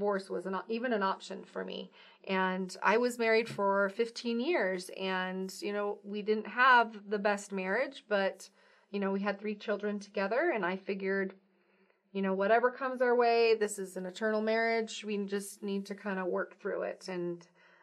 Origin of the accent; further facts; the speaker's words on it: Pendleton, Oregon, United States; moved away as an adult; also born or lived in Provo, Utah / Cumberland, Maryland; I am originally from Oregon. I grew up in Oregon and Eastern Oregon